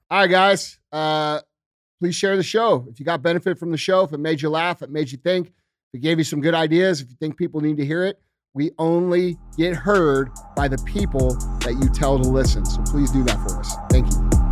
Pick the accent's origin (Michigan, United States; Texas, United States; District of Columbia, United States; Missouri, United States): Missouri, United States; I'm from Missouri